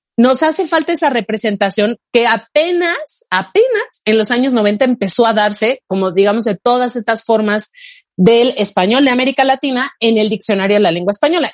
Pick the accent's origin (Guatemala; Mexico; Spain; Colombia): Mexico; first language Spanish; somos de México